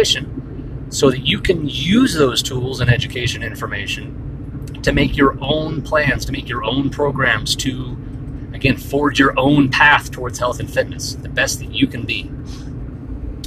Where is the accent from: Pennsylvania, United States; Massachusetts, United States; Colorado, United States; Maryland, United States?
Colorado, United States; Fort Collins; I grew up here in Fort Collins, Colorado